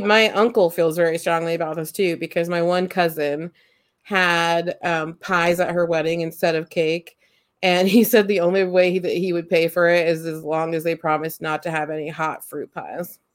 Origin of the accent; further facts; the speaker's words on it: United States; I grew up in Amish country